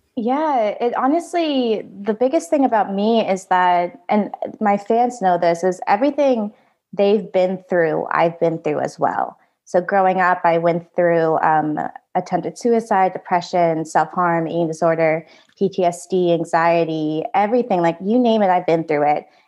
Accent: United States; also born or lived in Da Nang, Vietnam / Nashville, Tennessee; I was adopted to the United States where I grew up

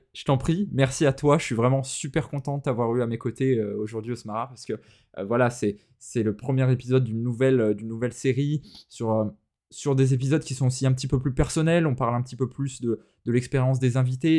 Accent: France; chez nous en France

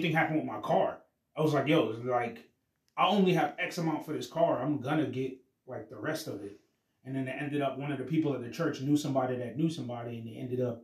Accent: United States; I was born in America

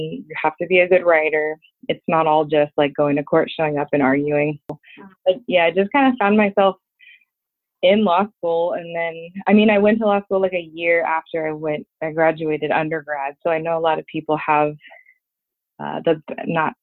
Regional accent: Los Angeles, California, United States; also born or lived in Philadelphia; I'm an attorney, born and raised in Los Angeles

